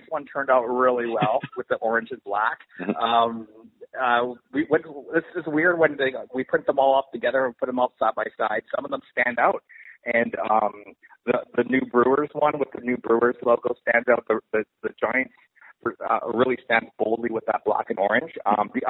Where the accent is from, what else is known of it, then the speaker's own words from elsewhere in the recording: Canada; now in Los Angeles, United States; I'm based out of Los Angeles, but I'm Canadian